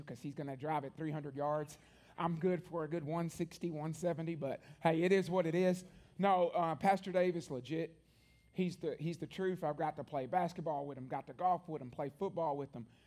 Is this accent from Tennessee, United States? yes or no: yes; Columbia, Tennessee, United States; one church my entire life growing up in Columbia, Tennessee